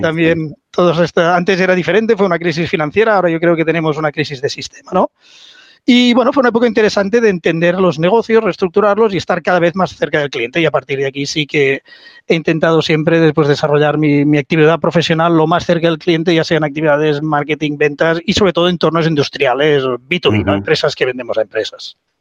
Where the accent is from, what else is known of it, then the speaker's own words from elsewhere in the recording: Spain; also born or lived in United States; decido volver a, España, ¿no? volver a, a mi tierra, no quería vivir en Estados Unidos